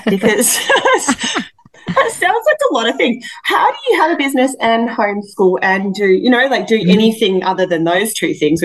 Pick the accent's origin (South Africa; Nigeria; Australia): Australia; now in Canada; I'm Australian